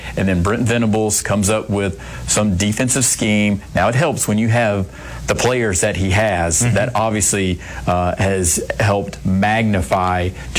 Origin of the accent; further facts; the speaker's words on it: Georgia, United States; But I grew up in Georgia